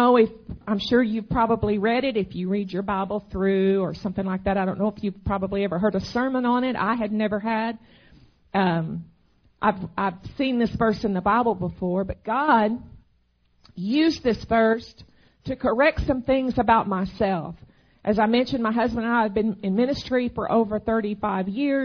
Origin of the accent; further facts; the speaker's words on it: Arkansas, United States; moved away as an adult; now in Texas, United States; my home state is Arkansas. I grew up there